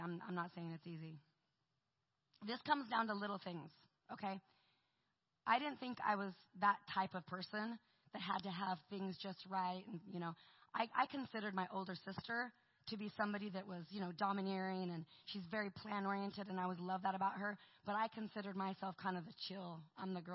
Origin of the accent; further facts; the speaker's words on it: Portland, Oregon, United States; I'm from Portland, Oregon.